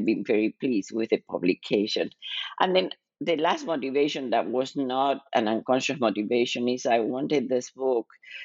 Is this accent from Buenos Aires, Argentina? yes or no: yes; Buenos Aires, Argentina; moved away as an adult; also born or lived in Kansas City; now in United States; I was born and raised in Argentina